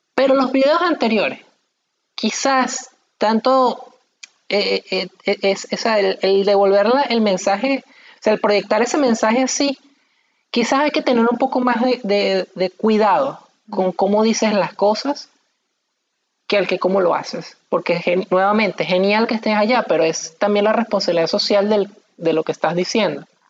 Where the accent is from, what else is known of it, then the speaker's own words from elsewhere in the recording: Maracay, Aragua, Venezuela; now in Portugal; nosotros somos de Maracay y aquí en Portugal